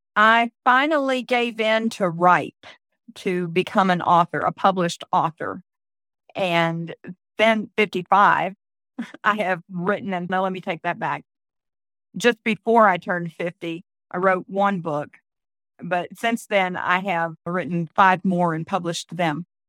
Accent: Florida, United States; moved away as an adult; also born or lived in Leesburg, Florida; now in Tennessee, United States; I was born and raised in Florida. I was born in Leesburg and then raised all over the rest of the state

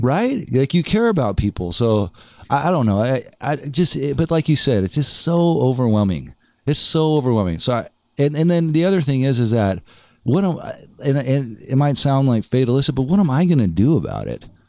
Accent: El Segundo, California, United States; also born or lived in San Diego; now in Los Angeles, United States; I'm from El Segundo

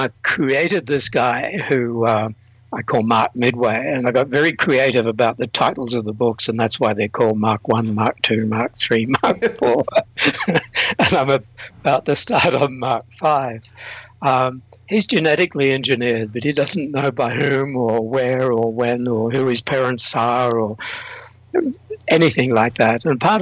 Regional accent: Australia; I'm Australian. The accent is slightly blurred because I've traveled and lived and worked in a number of countries, from New Zealand to the UK to Turkey to Singapore to Thailand to you name it.

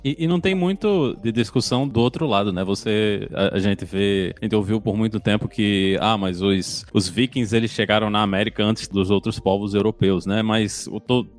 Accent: Rio Grande do Norte, Brazil; eu sou do, do Rio Grande do Norte

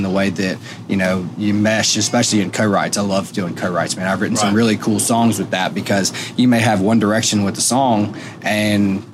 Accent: Shreveport, Louisiana, United States; moved away as an adult; now in Nashville, United States; moved up from Shreveport, Louisiana, and went to school back home there

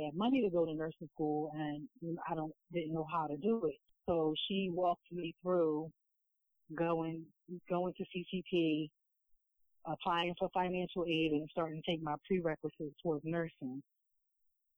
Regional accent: Philadelphia, Pennsylvania, United States; growing up in Philadelphia, back in the 80s and 90s

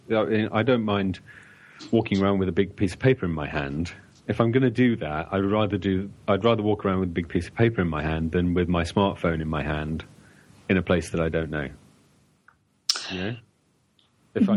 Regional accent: London, United Kingdom; I really appreciate living in this town

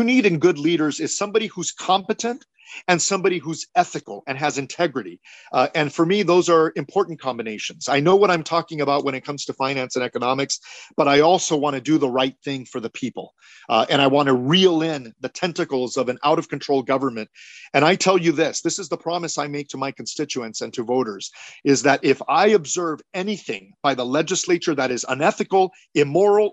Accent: Cudahy, California, United States; They then settled in the city of Cudahy, which is where I was born and raised, a tough neighborhood

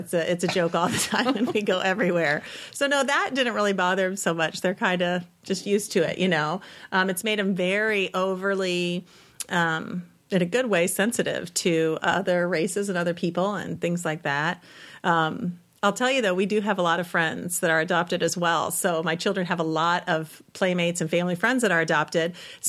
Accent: Texas, United States; I'm from Texas. Remember when you went to Texas to pick me up?

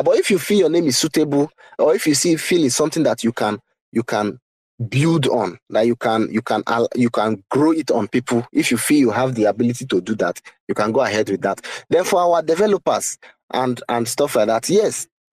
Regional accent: Nigeria; I'm a Nigerian

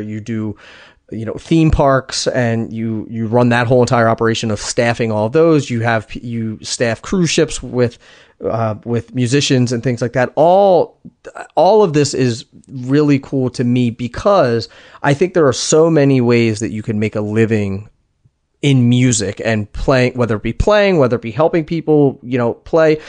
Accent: Harrisburg, Pennsylvania, United States; from my hometown

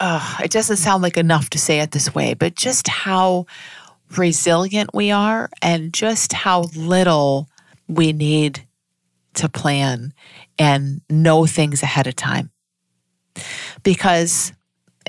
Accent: United States; I'm speaking as an American

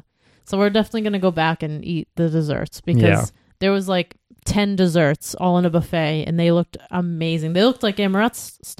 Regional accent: New England, United States; we're from New England

